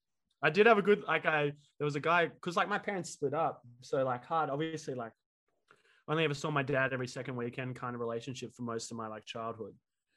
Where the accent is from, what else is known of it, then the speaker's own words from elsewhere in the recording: Sydney, New South Wales, Australia; Privileged upbringing, to put it lightly, I guess. I grew up in the North Shore of Sydney. So grew up in Roseville, Chatswood, went to school, private school from like year 3 to 12.